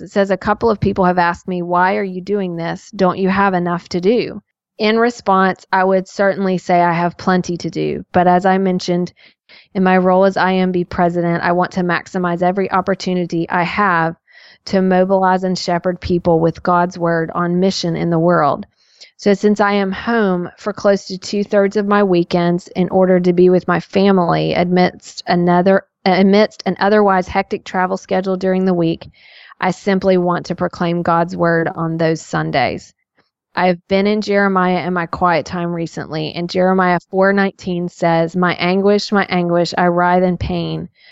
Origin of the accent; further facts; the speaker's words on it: Tennessee, United States; I'm from Tennessee